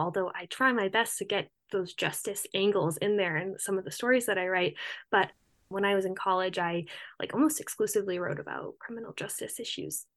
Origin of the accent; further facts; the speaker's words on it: Cape Cod, Massachusetts, United States; moved away; also born or lived in Rhode Island; I'm from Cape Cod originally